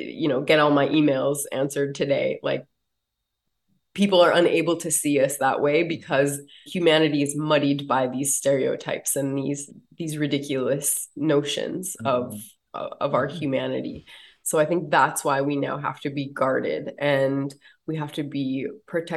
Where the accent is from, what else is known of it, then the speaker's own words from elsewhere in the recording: United States; when I was a kid growing up on the Standing Rock Reservation